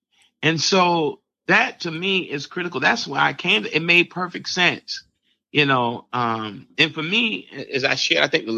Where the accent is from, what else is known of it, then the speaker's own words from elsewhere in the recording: Barbados; You know, my home country, Barbados, just went down another lockdown